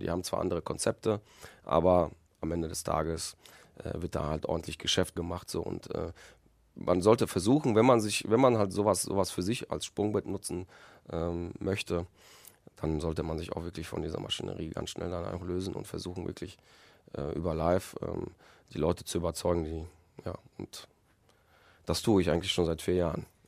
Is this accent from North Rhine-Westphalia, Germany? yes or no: yes; Recklinghausen, North Rhine-Westphalia, Germany; also born or lived in Poland; ich habe hier meine, meine Kindheit, meine halbe Kindheit und meine, meine Jugend und verbracht in Recklinghausen